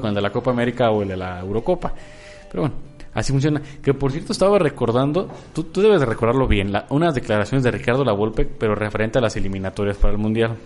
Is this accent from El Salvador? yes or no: no; Mexico; como mexicanos